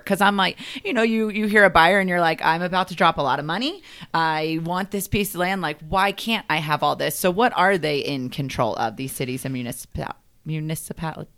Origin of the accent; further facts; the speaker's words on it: the South, United States; I'm a Southern girl